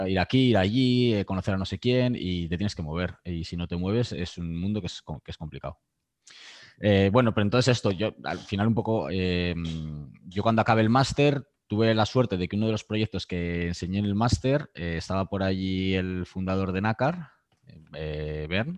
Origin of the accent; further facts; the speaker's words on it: Aranda de Duero, Castile and León, Spain; moved away as an adult; also born or lived in Madrid / Mexico; now in Barcelona, Spain; Yo soy de, yo soy de Burgos, de un pueblo de Aranda de Duero.